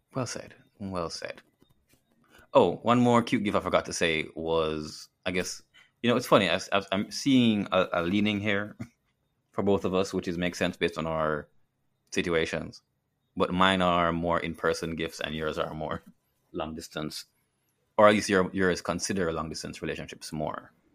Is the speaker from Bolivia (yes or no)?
no; Jamaica; as a Jamaican